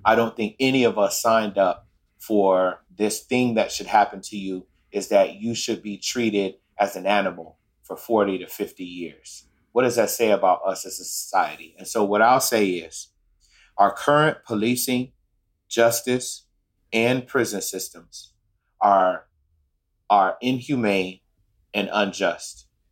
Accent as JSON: {"language": "English", "town": "Chicago", "region": "Illinois", "country": "United States", "tie": "born or raised there", "said": "we grew up in Chicago, Illinois, in a neighborhood called West Inglewood"}